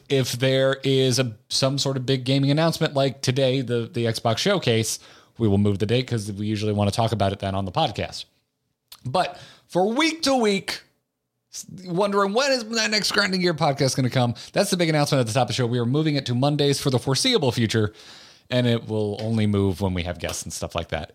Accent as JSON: {"language": "English", "region": "Appalachia", "country": "United States", "said": "I'm an Appalachian"}